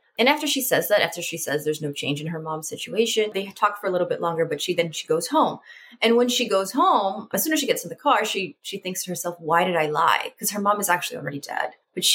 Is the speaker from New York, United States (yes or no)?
no; Salinas, California, United States; I am originally from Salinas, California.